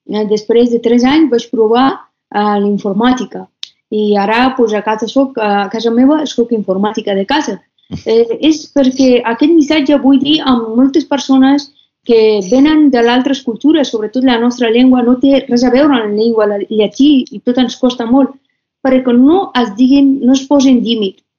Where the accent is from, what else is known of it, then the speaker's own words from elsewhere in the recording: Afghanistan; com quan em presentava que sóc d'Afganistan, doncs la gent em deien talibans, guerra, Osama Bin Laden, marihuana, drogues